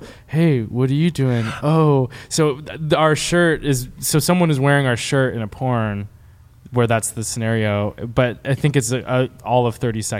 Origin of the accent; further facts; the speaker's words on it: Sonoma County, California, United States; moved away; I am from Sonoma County